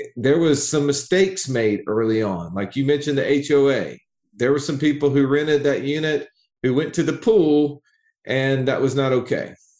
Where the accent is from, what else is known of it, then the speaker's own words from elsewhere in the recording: Alabama, United States; an Alabama redneck